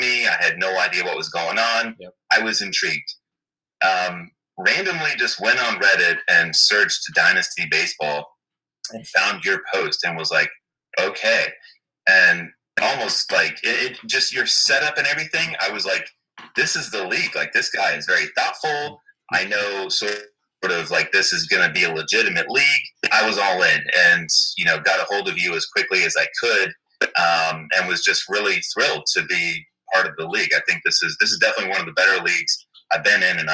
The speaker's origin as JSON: {"language": "English", "town": "Miami", "region": "Florida", "country": "United States", "tie": "born or raised there", "moved": "as an adult", "lives_now": "Washington, D.C., United States", "said": "born and raised in Miami, Florida"}